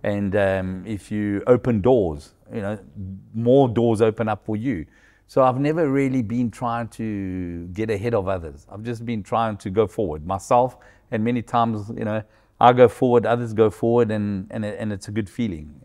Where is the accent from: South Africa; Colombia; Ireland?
South Africa; moved away as an adult; also born or lived in Angola; now in Portugal; I was born in South Africa, my kids were born in Angola